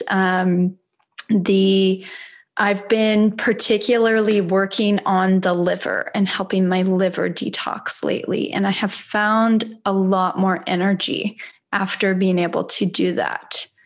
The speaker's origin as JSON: {"language": "English", "region": "Midwest", "country": "United States", "moved": "yes", "said": "I'm from the Midwest."}